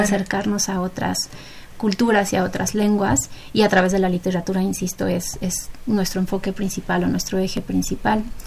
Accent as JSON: {"language": "Spanish", "country": "Mexico", "said": "nuestra cultura mexicana como mexicanos"}